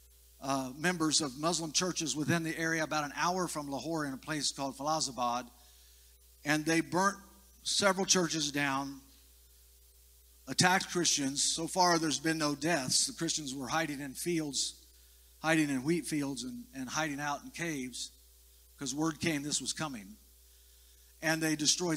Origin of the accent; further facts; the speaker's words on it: United States; I am in the natural by birth an American, a citizen of the United States.